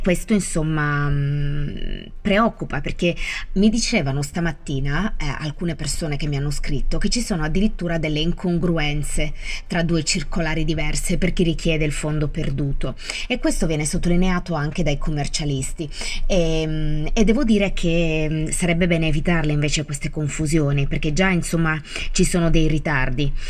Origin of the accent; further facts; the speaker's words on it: Italy; Conosco anche abbastanza bene il mio paese